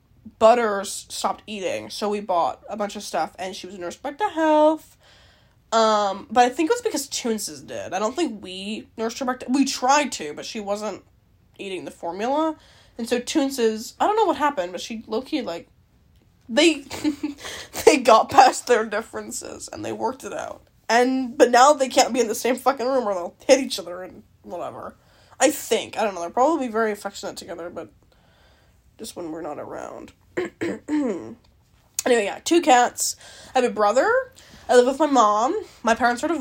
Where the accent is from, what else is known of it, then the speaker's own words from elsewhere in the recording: Canada; I'm Canadian